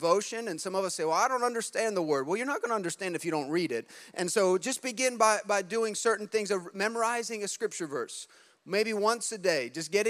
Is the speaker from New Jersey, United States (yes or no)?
yes; New Jersey, United States; we're from Jersey